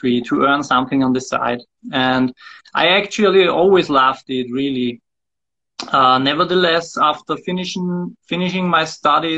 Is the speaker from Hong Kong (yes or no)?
no; Wels, Upper Austria, Austria; now in Linz, Austria; I was born in Wels